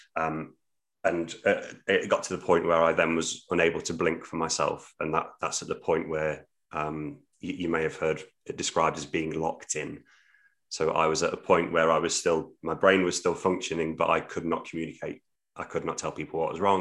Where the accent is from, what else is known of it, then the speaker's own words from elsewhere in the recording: Midlands, United Kingdom; now in Hull, United Kingdom; I'm from the Midlands originally